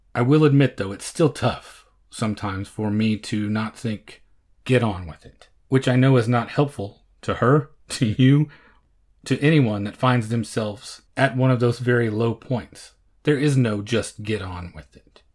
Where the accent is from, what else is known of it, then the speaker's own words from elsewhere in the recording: Oklahoma, United States; born and bred in Oklahoma